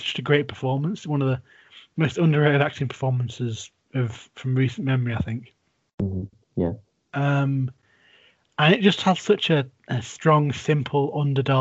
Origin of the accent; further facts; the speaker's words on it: England, United Kingdom; grew up in England